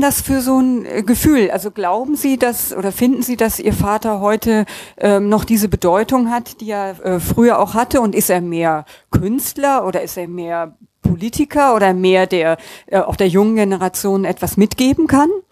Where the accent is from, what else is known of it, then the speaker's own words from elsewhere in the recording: Bonn, North Rhine-Westphalia, Germany; Als gebürtige Bonnerin